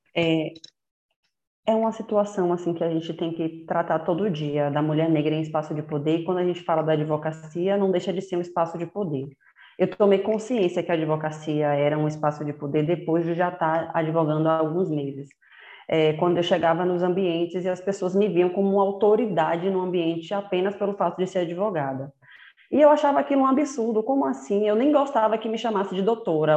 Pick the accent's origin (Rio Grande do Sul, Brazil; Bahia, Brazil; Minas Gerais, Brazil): Bahia, Brazil; Salvador; moved away as an adult; Eu nasci em Salvador, cresci lá com meus irmãos